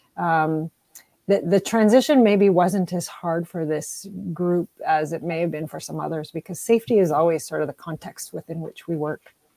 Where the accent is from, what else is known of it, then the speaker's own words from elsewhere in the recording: Timmins, Ontario, Canada; now in Windsor, Canada; I'm originally from Timmins